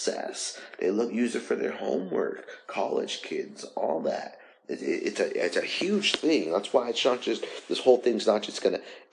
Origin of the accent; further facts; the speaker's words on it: United States; as American citizens